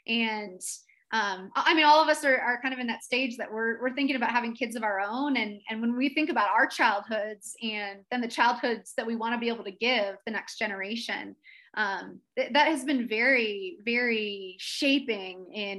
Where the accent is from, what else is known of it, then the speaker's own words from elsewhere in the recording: East Coast, United States; I grew up on the East Coast. My family moved around a little bit, but the house that I remember anyway was, we lived there from when I was 5 to about 12.